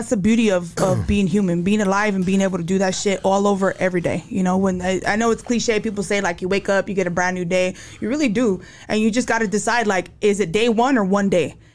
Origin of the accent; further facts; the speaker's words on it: Santa Ana, California, United States; born there; so I was born in Santa Ana.